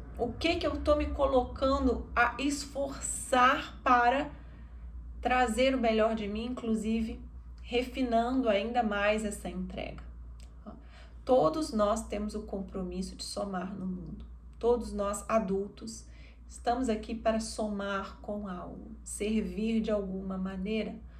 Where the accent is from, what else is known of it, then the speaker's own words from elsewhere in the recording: Minas Gerais, Brazil; eu, como mineira